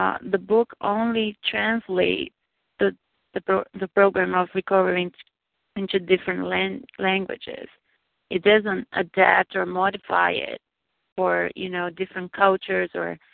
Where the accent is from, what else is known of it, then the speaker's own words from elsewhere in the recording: Brazil; I'm from Brazil